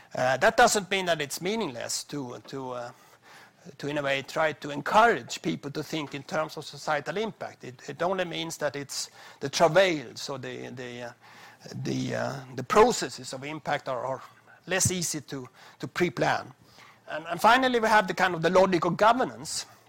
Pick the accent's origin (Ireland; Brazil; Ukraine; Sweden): Sweden; my home country